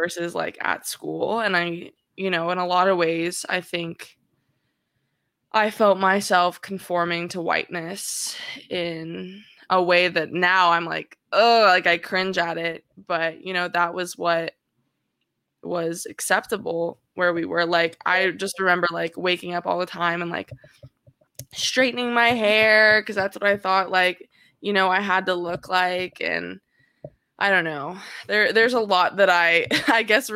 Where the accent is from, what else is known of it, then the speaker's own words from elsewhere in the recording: Orange County, California, United States; growing up in Orange County as like a Black biracial woman